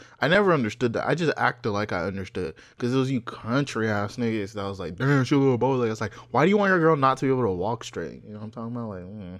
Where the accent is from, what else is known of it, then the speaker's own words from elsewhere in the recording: Nigeria; English is a second language; Hey, don't try me or Ghana. Also, I'm from Nigeria.